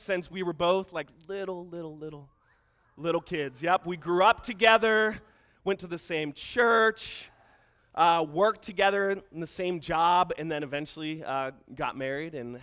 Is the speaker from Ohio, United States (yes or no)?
no; Pittsburgh, Pennsylvania, United States; I'm from Pittsburgh.